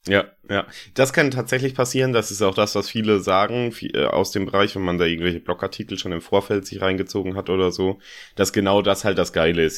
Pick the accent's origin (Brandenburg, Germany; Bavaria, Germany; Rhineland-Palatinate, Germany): Rhineland-Palatinate, Germany; Landau; von meiner Heimatstadt, von Landau aus